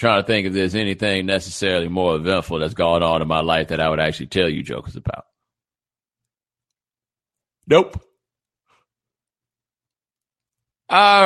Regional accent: Houston, Texas, United States; now in Miami, United States; I'm from Houston

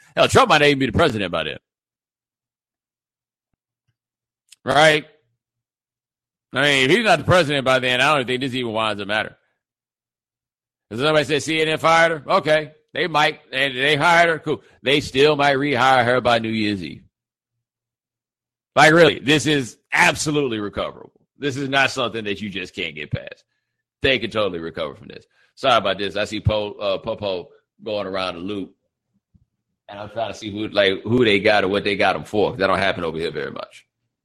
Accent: Houston, Texas, United States; I'm from Houston

